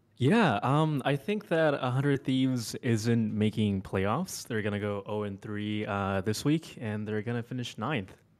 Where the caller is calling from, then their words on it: Houston, Texas, United States; I'm calling from Houston, Texas.